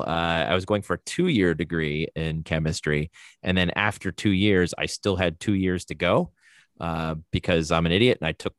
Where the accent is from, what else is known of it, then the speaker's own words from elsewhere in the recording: Wilmington, Delaware, United States; Mostly. I was born in Wilmington, Delaware. At the age of one, I moved to Wilmington, North Carolina.